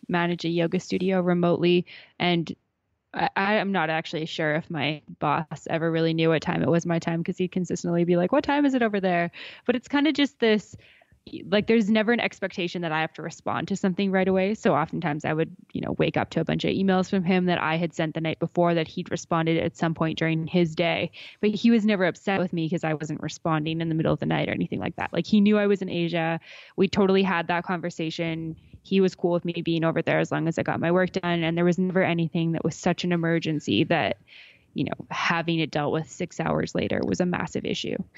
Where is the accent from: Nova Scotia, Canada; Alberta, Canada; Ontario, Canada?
Alberta, Canada; I grew up in Alberta. I grew up not far from Canmore, about an hour east towards Calgary.